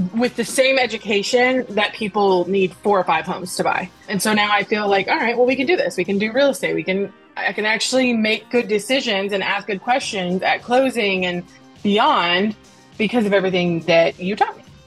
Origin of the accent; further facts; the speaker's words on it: Nashville, Tennessee, United States; I'm from Nashville, Tennessee